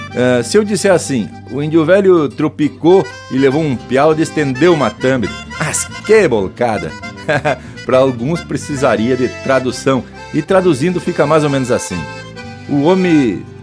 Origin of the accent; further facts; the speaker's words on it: Santa Maria, Rio Grande do Sul, Brazil; now in Vale do Itajaí, Brazil; quando eu me aquerencei aqui nos Pagos Catarinense, eu senti a falta dos açougues que na minha terra, Santa Maria da Boca do Monte, tinha um em cada esquina.